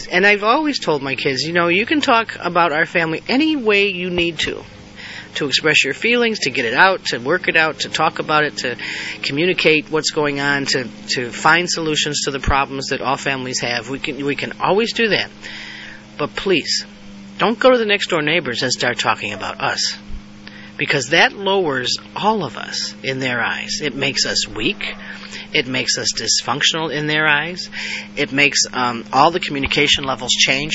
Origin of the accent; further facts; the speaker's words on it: United States; being American. I live in the greatest country in the world